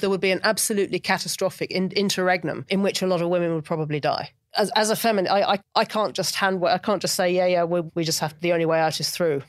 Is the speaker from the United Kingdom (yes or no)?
yes; United Kingdom; now in London, United Kingdom; as a Brit